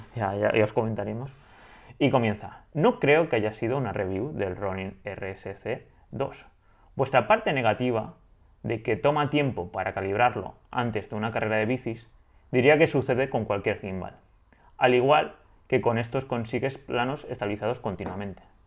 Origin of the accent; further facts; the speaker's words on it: Spain; Tala Vieja, a mi pueblo